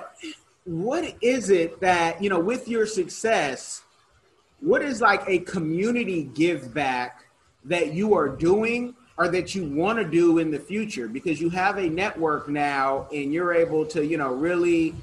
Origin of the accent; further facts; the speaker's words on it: United States; I'm an American